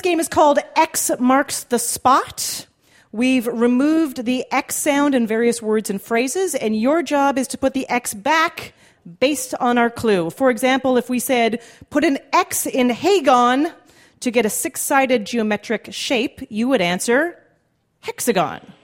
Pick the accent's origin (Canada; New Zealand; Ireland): Canada; I did as a Canadian